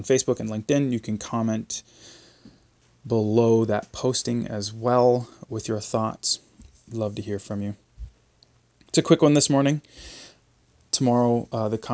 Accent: Canada; as a Canadian

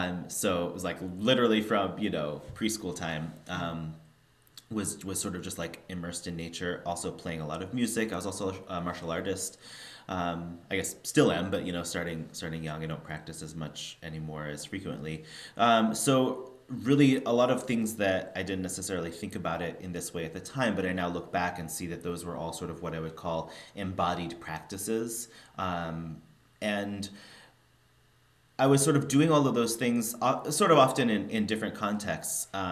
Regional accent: Spokane, Washington, United States; I grew up in Spokane, Washington. So small city, very small Jewish community.

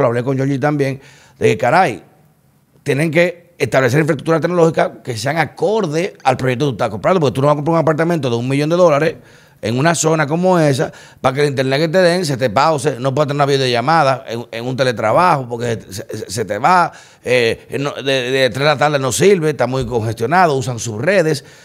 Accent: Dominican Republic; yo como dominicano

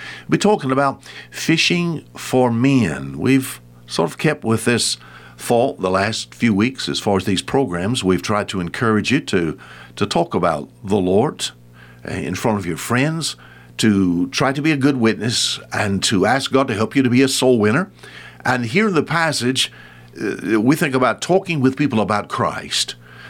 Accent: Alabama, United States; Oh, the early part of my life, I was raised on the Bonsecours River.

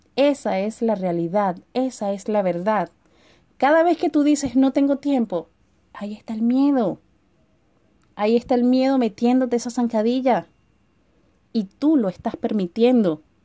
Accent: Venezuela; moved away as an adult; now in Chile; hace tres años tuve la idea de emigrar de mi país de mi país natal en Venezuela

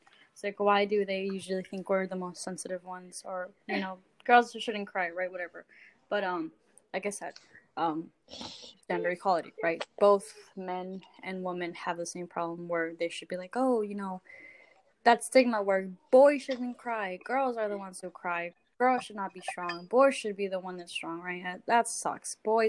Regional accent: Mexico; moved away; growing up in Mexico

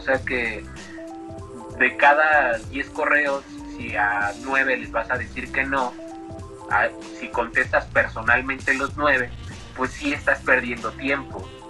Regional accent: Mexico; soy un autor de México

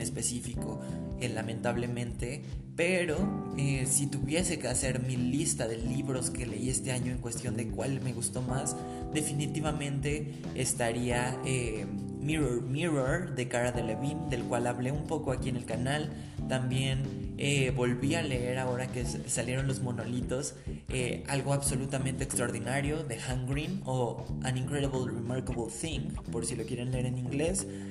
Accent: Mexico; no solo en México, que es de donde soy

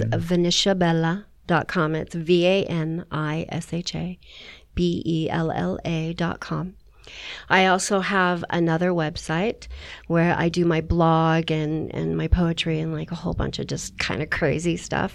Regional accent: San Jose, California, United States; moved away; I grew up in San Jose

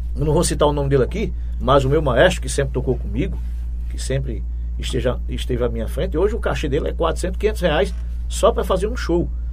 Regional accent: João Pessoa, Paraíba, Brazil; moved away as an adult; now in Juripiranga, Brazil; eu sou de João Pessoa, capital da Paraíba. João Pessoa. Né? Eu morei lá até 2005

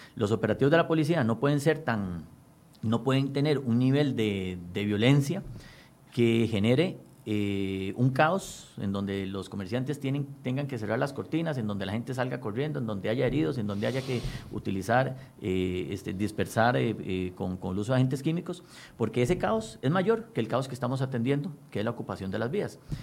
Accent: Costa Rica

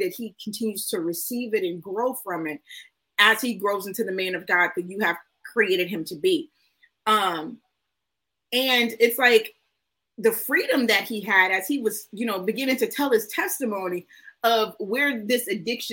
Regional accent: Houston, Texas, United States; I'm from Houston

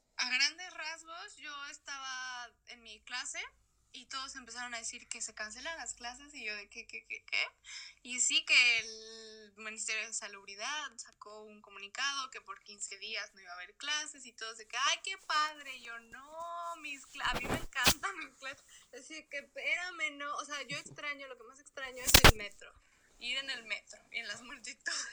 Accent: Mexico; moved away as an adult; now in Madrid, Spain

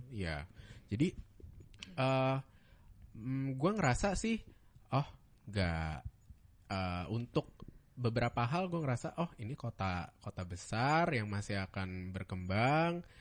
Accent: Bandung, West Java, Indonesia; moved away; also born or lived in Bekasi; gue anak Bandung ya dulu

